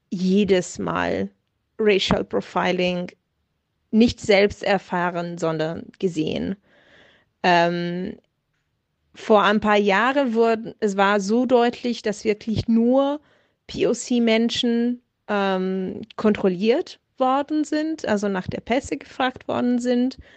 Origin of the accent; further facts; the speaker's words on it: Italy; German is a second language; now in Munich, Germany; ich komme ja aus Italien und fahre, also vor corona zeiten bin ich regelmäßig ähm, zwischen München und Bologna gefahren mit dem Zug.